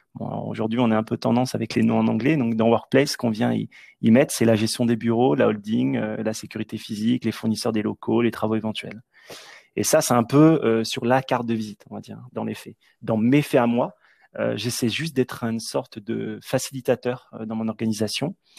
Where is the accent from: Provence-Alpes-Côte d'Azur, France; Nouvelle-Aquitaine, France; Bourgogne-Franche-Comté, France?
Bourgogne-Franche-Comté, France; Nièvre, Burgundy; moved away as an adult; also born or lived in Washington, D.C., United States; Je suis originaire de la Nièvre. C'est un tout petit département de la Bourgogne